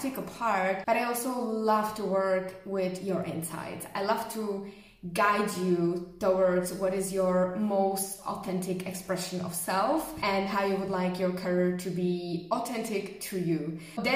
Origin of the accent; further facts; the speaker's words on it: Czechia; also born or lived in Germany; born and raised in Czech Republic